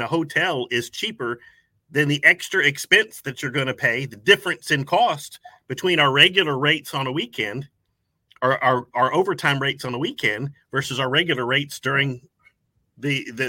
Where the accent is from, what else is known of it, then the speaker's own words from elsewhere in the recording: Tampa, Florida, United States; now in Acworth, United States; I was originally from Tampa, Florida. So I've grown up around lakes and oceans and all that kind of stuff.